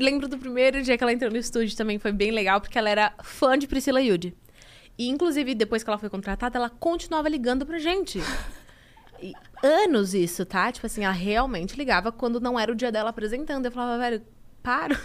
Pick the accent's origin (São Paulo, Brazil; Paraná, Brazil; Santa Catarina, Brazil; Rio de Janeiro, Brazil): São Paulo, Brazil; Itapecerica da Serra; Eu sou de Tapicerica da Serra, Grande São Paulo